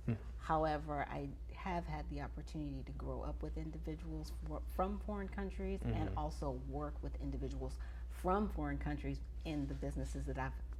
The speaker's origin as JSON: {"language": "English", "country": "United States", "tie": "born or raised there", "said": "I'm an American citizen. Mm. I grew up here. This is my home"}